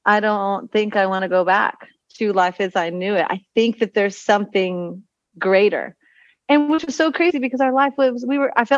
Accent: Texas, United States; moved away as an adult; also born or lived in Utah / Costa Rica; now in Panama; I was born in Texas

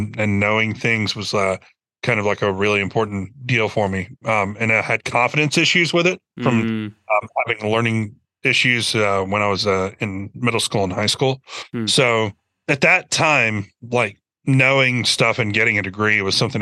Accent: Birmingham, Alabama, United States; moved away as an adult; now in Nashville, United States; growing up in Birmingham

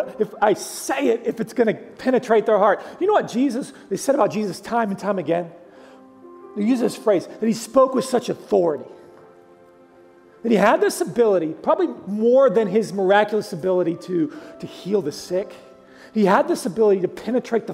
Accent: Oklahoma, United States; I'm from Oklahoma

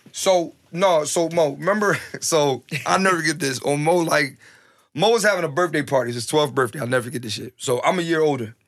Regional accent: Philadelphia, Pennsylvania, United States; growing up in Philly

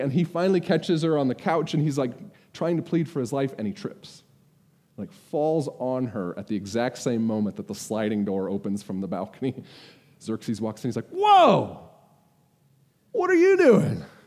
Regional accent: United States; I'm an American

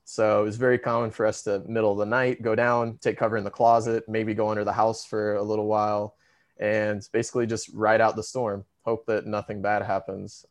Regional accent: Missouri, United States; now in Chile; I'm from Missouri

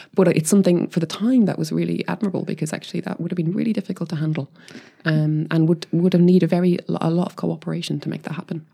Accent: Ireland; I'm Irish as well

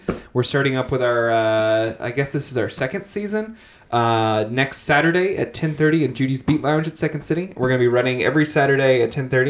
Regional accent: near Asheville, North Carolina, United States; moved away; I'm from near Asheville, North Carolina

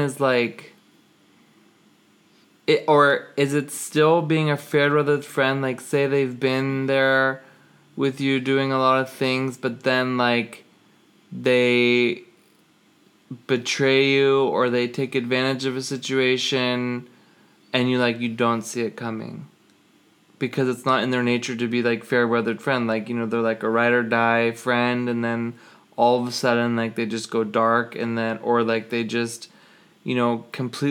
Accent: Los Angeles, California, United States; moved away; I'm originally from Los Angeles, it's sunny all the time

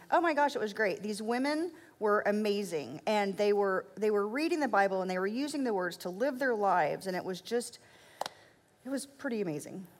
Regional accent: Oklahoma, United States; I was born in Oklahoma, um, and we were not a very religious family

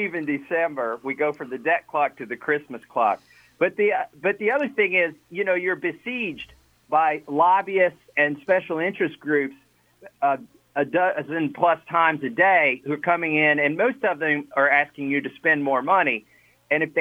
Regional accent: Kentucky, United States; moved away as an adult; also born or lived in New England; my wife and I moved back to Kentucky from New England

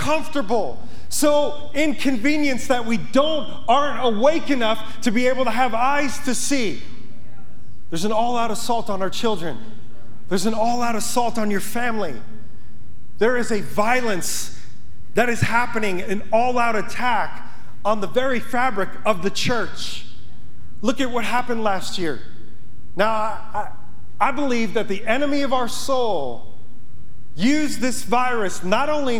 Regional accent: Yonkers, New York, United States; moved away as an adult; now in Montana, United States; I'm from Yonkers, New York. I don't know how I got out here. I'm still trying to figure that out. God just told my wife and I want you to go to Montana. I've never been west of the Mississippi. I'm a city boy. Grew up on the pavement just outside of the Bronx.

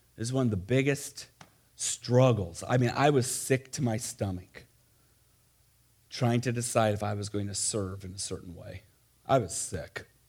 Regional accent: Missouri, United States; moved away; also born or lived in Ohio; I grew up in Missouri

